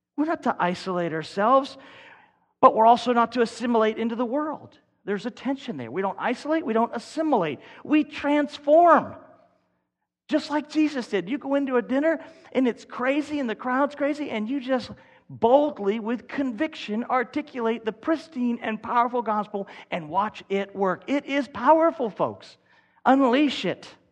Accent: Kentucky, United States; We're from Kentucky.

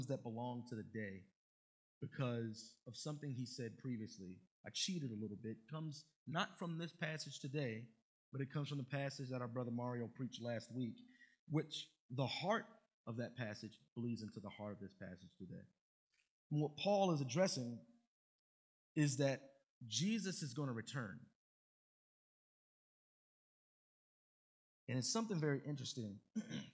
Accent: Baltimore, Maryland, United States; my boys that I grew up with in Baltimore

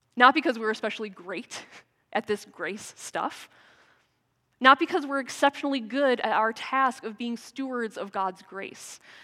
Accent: United States; moved away; As an American

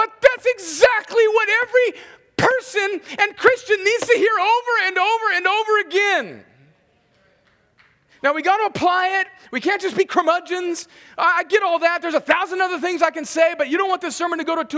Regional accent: California, United States; I grew up right on the Mexican border

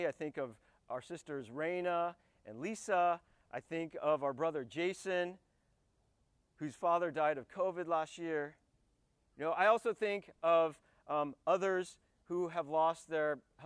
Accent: United States; I'm an American because my father, and actually separately my mother, both immigrated to the United States

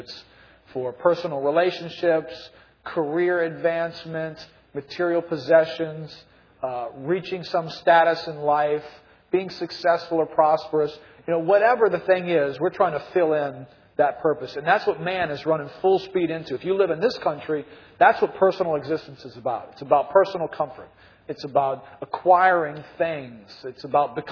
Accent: New Orleans, Louisiana, United States; I grew up here in New Orleans

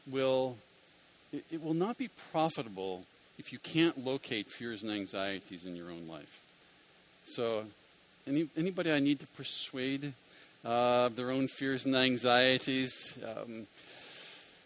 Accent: Philadelphia, Pennsylvania, United States; I'm from Philadelphia

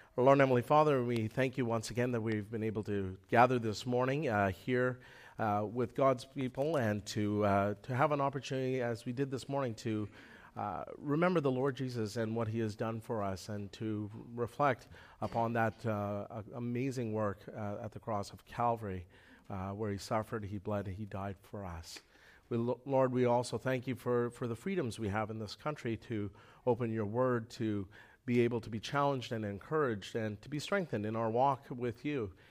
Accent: Manitoba, Canada; moved away; I came from Manitoba

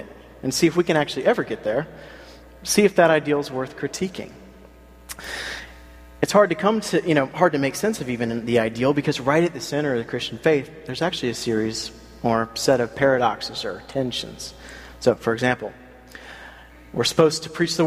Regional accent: South Carolina, United States; now in Philadelphia, United States; I grew up in South Carolina

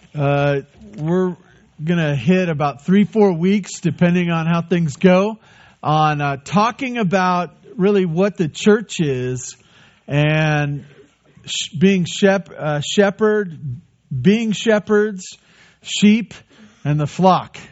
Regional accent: United States; That's part of us being American

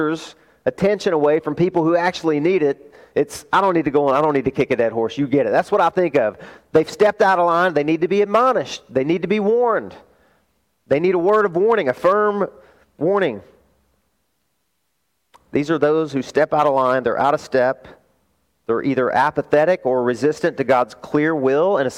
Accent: the South, United States; I grew up in the South

